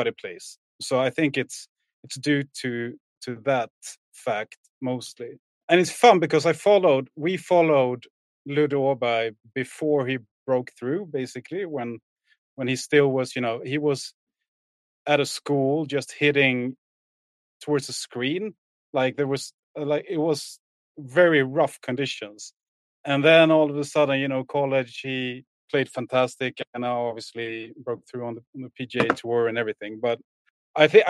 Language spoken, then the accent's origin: English; Åhus, Skåne, Sweden; now in Stockholm, Sweden; born and raised in Sweden. I'm from a small town called Åhus